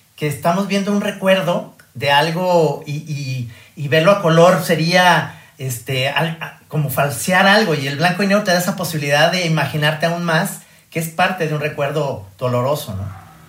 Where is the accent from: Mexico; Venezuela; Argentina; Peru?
Mexico; soy de México